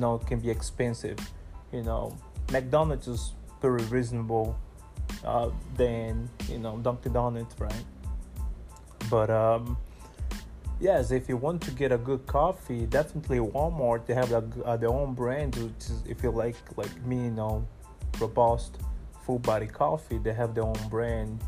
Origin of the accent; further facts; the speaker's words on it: Brazil; now in Ghana; originally I'm from Brazil.